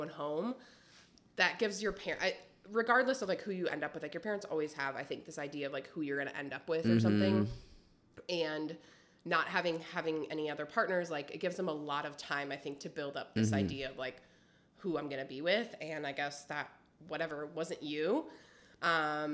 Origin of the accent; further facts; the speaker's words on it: Wisconsin, United States; moved away as an adult; also born or lived in Texas; I'm from Wisconsin